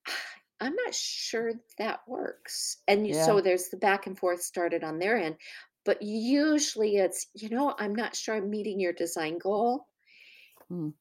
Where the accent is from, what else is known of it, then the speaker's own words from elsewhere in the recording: United States; as an American